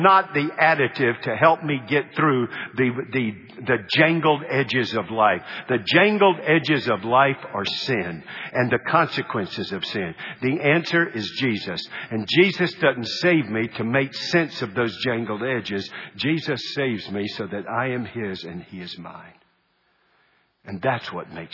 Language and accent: English; United States; I am not an American Christian. I am a Christian American